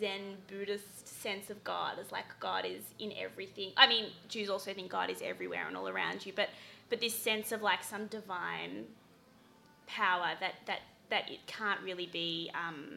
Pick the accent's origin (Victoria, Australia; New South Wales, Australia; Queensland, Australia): Victoria, Australia; Melbourne; moved away as an adult; now in New York, United States; I grew up in Melbourne, Australia, and I moved to New York a few years ago